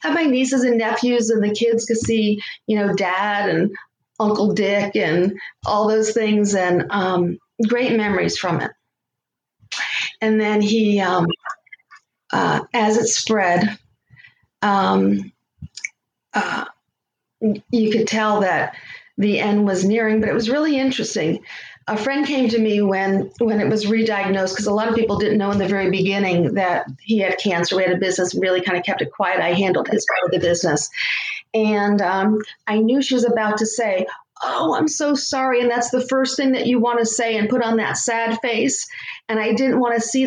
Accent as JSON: {"language": "English", "region": "Connecticut", "country": "United States", "tie": "born or raised there", "moved": "as an adult", "lives_now": "Florida, United States", "said": "I grew up in Connecticut"}